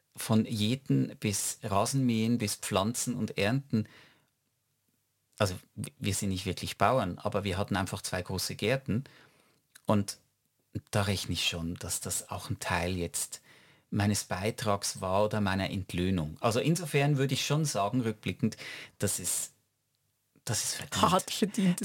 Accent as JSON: {"language": "German", "country": "Switzerland", "said": "wir als Schweizer"}